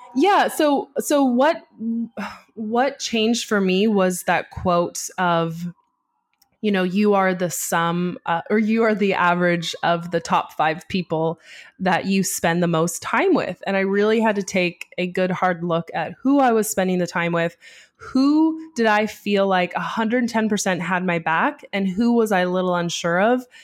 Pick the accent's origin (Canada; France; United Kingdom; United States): Canada; I'm Canadian